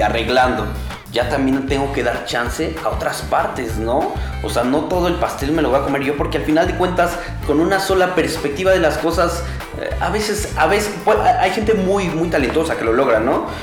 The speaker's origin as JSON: {"language": "Spanish", "country": "Mexico", "also_born_or_lived": "Oaxaca (family roots)"}